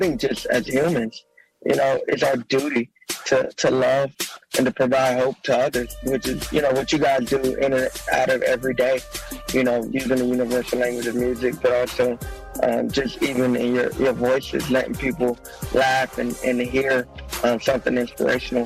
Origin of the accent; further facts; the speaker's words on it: Macon, Georgia, United States; 478. Yeah, so that's an area that I kind of grew up in.